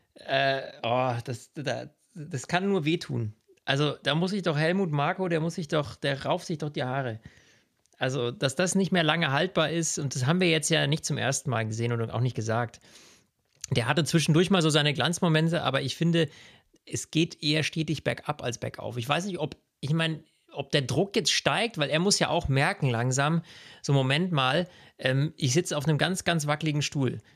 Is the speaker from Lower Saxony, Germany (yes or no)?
no; Bavaria, Germany; bei uns in Bayern